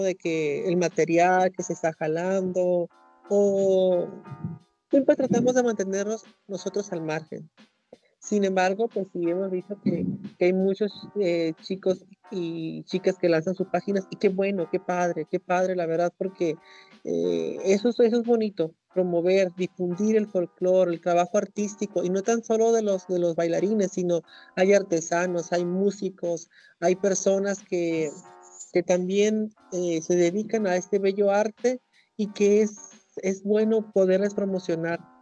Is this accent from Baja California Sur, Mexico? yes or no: yes; Mulegé, Baja California Sur, Mexico; moved away as an adult; now in La Paz, Mexico; yo soy de Baja California Sur, en un lugar que se llama Mulegé, que es al norte, del municipio